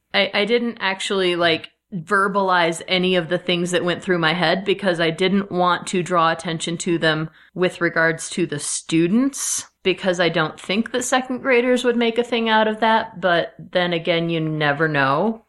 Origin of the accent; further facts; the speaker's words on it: Midwest, United States; I am from the Midwest